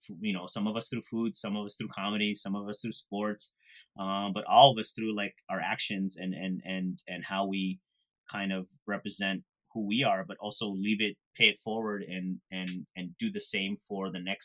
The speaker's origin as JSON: {"language": "English", "country": "Philippines", "said": "Even though I'm Filipino and shrimp paste is such a big deal to me."}